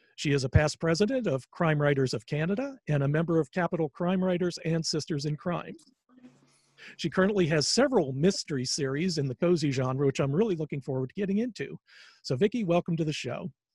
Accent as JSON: {"language": "English", "town": "Charlotte", "region": "North Carolina", "country": "United States", "tie": "born or raised there", "said": "I grew up in Charlotte, North Carolina"}